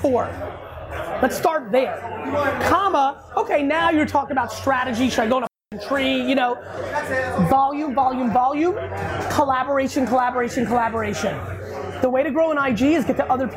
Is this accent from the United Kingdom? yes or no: no; Edison, New Jersey, United States; I grew up in Edison, New Jersey